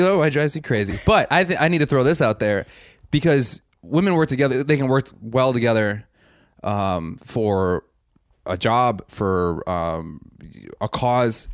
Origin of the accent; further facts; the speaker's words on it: Wisconsin, United States; I'm from Wisconsin